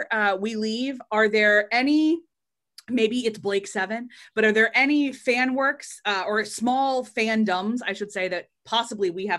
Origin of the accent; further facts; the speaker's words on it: Northeast, United States; I've lived in America my whole life, except for the years that I did study abroads or kind of lived on a visa, but I grew up in the Northeast